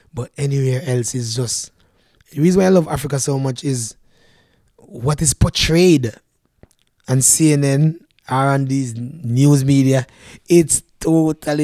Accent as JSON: {"language": "English", "region": "Manchester Parish", "country": "Jamaica", "tie": "born or raised there", "moved": "as an adult", "lives_now": "Canada", "said": "we as Jamaican people"}